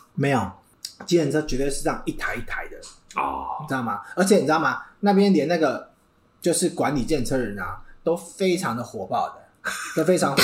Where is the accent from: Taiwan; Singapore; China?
Taiwan; 我们台湾人